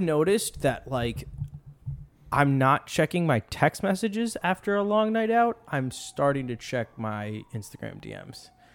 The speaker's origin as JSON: {"language": "English", "town": "Washington", "region": "District of Columbia", "country": "United States", "tie": "born or raised there", "said": "I'm born and raised in D C"}